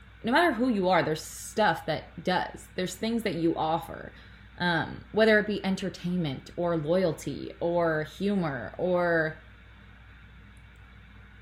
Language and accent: English; Toronto, Ontario, Canada; I'm 3 hours north of my hometown. I'm from Toronto